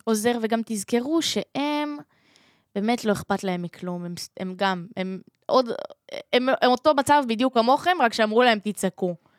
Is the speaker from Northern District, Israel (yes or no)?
no; Holon, Tel Aviv District, Israel; אני מחולון ואני בצבא כרגע